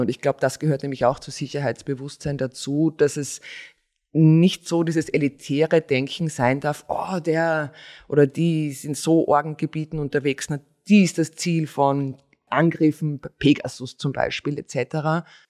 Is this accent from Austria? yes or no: yes; Styria, Austria; ich bin Steirer